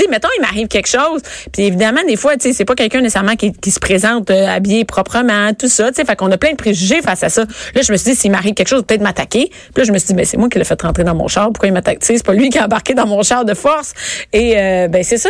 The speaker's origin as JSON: {"language": "French", "town": "Rosemère", "region": "Quebec", "country": "Canada", "said": "Moi, je viens de Rosemère."}